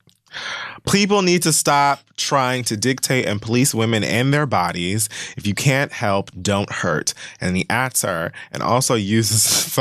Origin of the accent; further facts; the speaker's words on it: Miami, Florida, United States; I was raised in Miami.